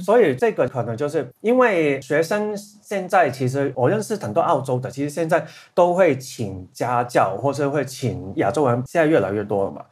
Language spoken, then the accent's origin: Chinese; Hong Kong; first language Cantonese; Chinese is a second language; 然后香港有另外一个问题也是，中文能力的话，因为我们的母语是广东话